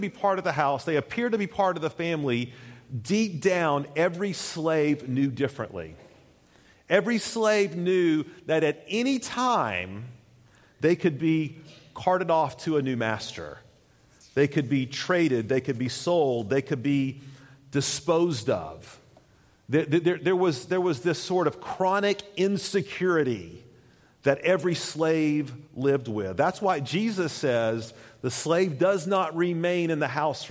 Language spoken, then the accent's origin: English; United States; as Americans